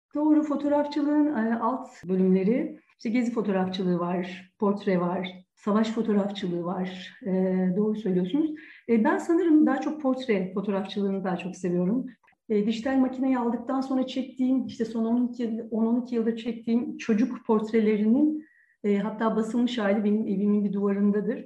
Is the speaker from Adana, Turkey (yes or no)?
no; Ankara, Turkey; also born or lived in Ürgüp, Nevşehir; Ürgüp Nevşehir doğumluyum. Bir buçuk iki yaşında Ankara'ya dedem emekli öğretmen. O emekli olduktan sonra e, Ürgüp'te Ankara'ya yerleştik ailece.